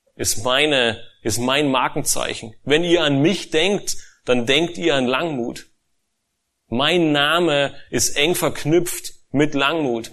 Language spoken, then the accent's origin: German; Germany; als Deutsche